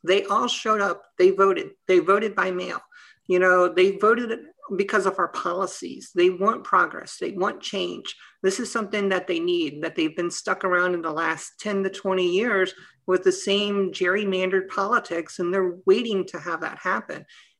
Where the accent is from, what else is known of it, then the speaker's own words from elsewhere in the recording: Hampton Roads, Virginia, United States; moved away as an adult; now in Maryland, United States; I'm originally from the Hampton Roads area and then came here to Maryland